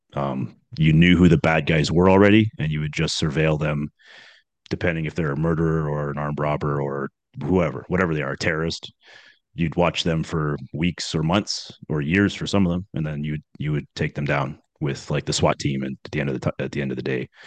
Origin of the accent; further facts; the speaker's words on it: just outside of Toronto, Ontario, Canada; also born or lived in Scarborough, Toronto; I grew up uh, just outside of Toronto. Actually, I was born in Scarborough, which is in Toronto